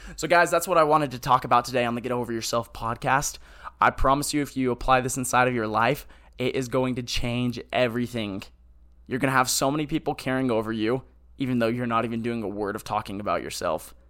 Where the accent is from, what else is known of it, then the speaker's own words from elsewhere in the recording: Hemet, California, United States; I'm from Hemet, California.